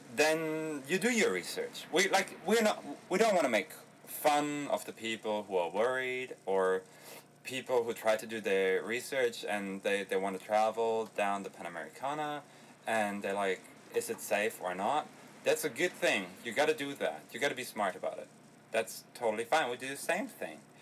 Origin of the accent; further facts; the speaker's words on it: Berlin, Germany; we are from Berlin